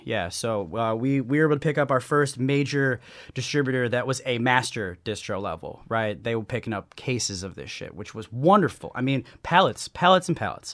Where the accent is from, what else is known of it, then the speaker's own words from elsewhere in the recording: Chicago, Illinois, United States; now in San Diego, United States; I'm from the Midwest, from the Chicagoland area.